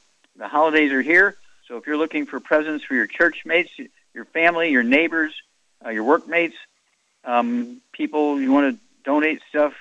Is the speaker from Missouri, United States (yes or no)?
yes; Missouri, United States; I grew up in Missouri, so I know about Southern fried cooking